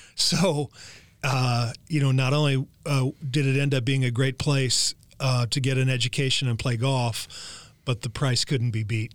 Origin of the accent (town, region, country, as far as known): Los Angeles, California, United States; born or raised there